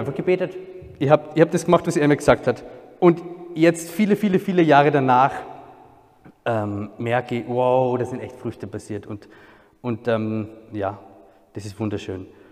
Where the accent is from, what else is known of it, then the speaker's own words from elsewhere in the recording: a small village near Salzburg, Austria; Ich bin Österreicher, ähm, komme ursprünglich aus einem kleinen Dorf in der Nähe von Salzburg